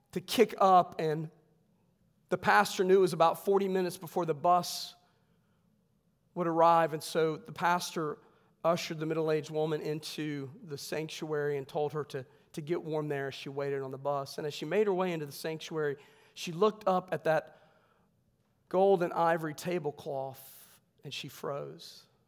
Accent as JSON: {"language": "English", "region": "West Virginia", "country": "United States", "said": "I'm from West Virginia."}